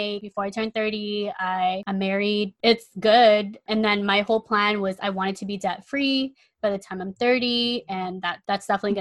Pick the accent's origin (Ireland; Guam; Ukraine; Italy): Guam; moved away; I was born and raised in Guam